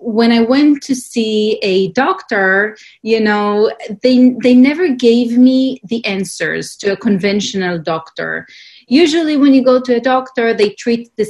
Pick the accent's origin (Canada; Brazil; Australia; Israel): Israel; I grew up in Israel